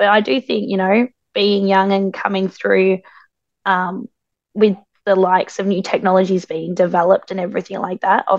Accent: Australia; as being Aboriginal Australian. And it's really awesome to come into my own culture.

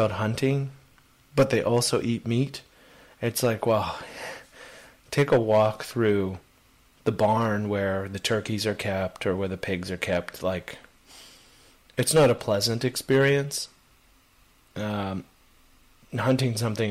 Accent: Canada; as a Canadian

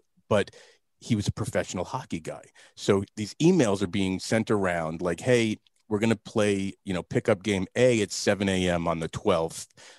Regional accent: New Jersey, United States; I grew up in New Jersey.

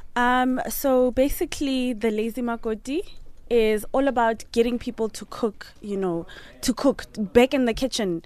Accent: Polokwane, Limpopo, South Africa; moved away; I'm from Polokwane

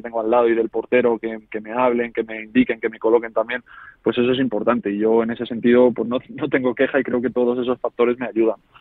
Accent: Móstoles, Community of Madrid, Spain; moved away as an adult; also born or lived in Navalcarnero / Marbella; yo Móstoles siempre lo vi como mi casa, como el sitio donde yo jugaba al fútbol por diversión, con mis amigos que desde pequeños habíamos compartido equipos y demás

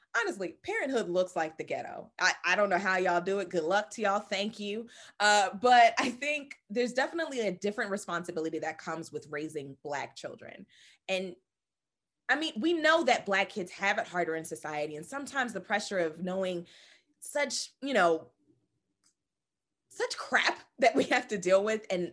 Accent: United States; being the American-born child of a Jamaican man, Guyanese woman who, you know, immigrated to this country

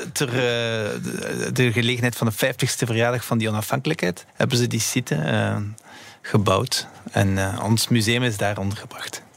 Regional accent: Belgium; we zijn Belgen

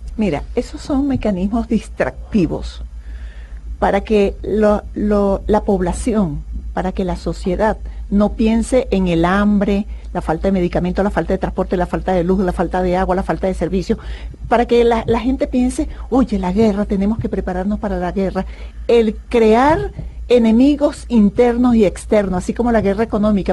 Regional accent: Venezuela; mi país

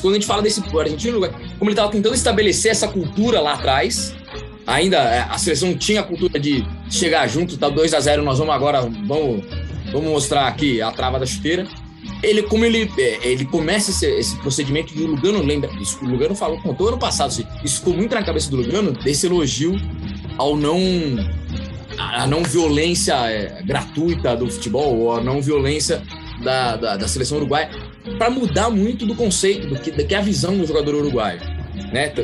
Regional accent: Brazil

